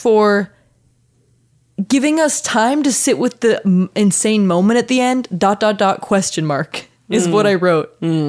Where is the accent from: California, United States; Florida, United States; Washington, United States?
Washington, United States; now in Nashville, United States; Boy, every time I see country music, it reminds me of what moved me on down to Nashville. I'm actually from Washington State.